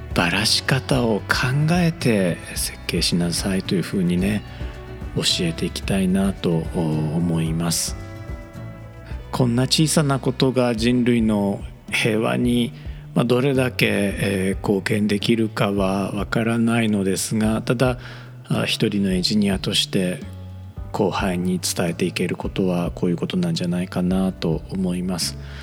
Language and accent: Japanese; Japan; 我々日本人